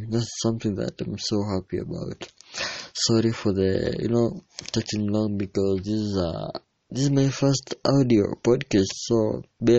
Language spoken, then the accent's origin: English; Kenya; I'm from Kenya, East Africa